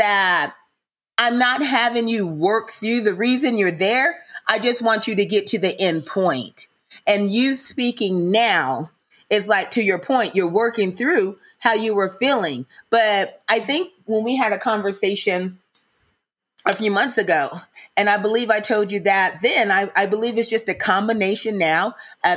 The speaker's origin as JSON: {"language": "English", "region": "Mississippi", "country": "United States", "said": "I'm from Mississippi, so I've heard a lot of blues"}